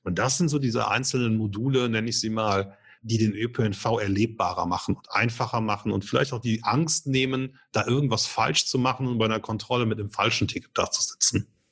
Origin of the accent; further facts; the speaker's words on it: Germany; bei uns in Deutschland